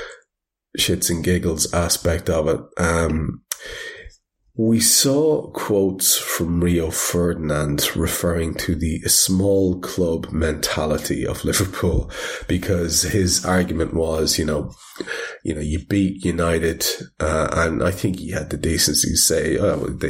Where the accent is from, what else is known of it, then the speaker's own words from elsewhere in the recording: Ireland; I'm Irish